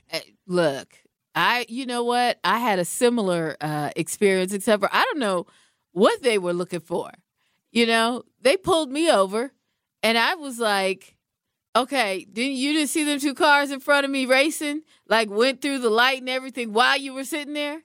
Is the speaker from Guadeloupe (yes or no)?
no; Washington, United States; now in Milwaukee, United States; I'm from Washington State, one of the original spots